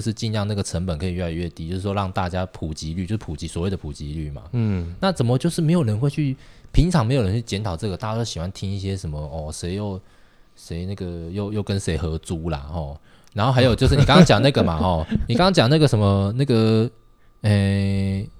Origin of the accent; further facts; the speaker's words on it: Tainan, Taiwan; 我外婆家苗栗嘛，我台南人，